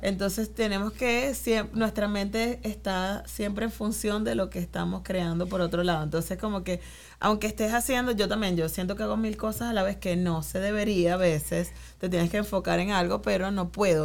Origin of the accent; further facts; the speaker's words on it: Venezuela; now in New York, United States; como venezolanos